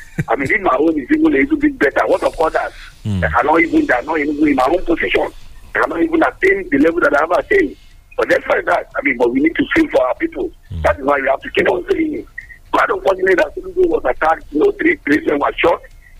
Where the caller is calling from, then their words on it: Abeokuta, Ogun State, Nigeria; I'm calling from the People's Parliament in Abeokuta. A lot of Nigerians are frustrated.